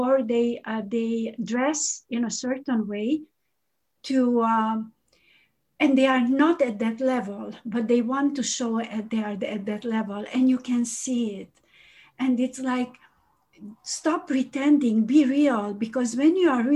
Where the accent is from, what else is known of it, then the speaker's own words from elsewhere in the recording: Hungary; moved away; I'm Hungarian.